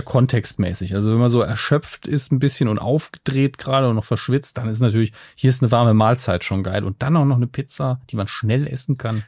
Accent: Germany; ich bin ja in der Nähe des Elsass groß geworden

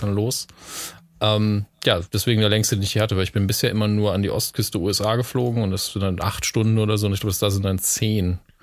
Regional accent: Merzig, Saarland, Germany; Merzig dran, wo ich aufgewachsen bin

